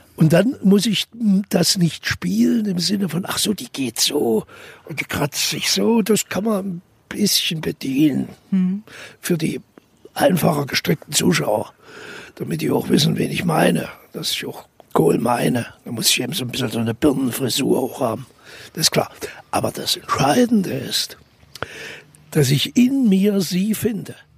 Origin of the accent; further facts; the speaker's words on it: Thuringia, Germany; accent: Thuringian; wir sind Thüringer